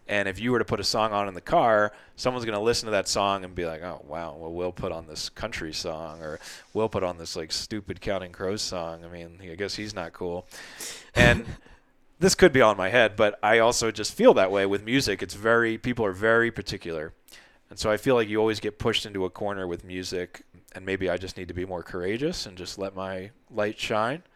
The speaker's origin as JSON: {"language": "English", "region": "New Jersey", "country": "United States", "tie": "born or raised there", "said": "growing up in Jersey"}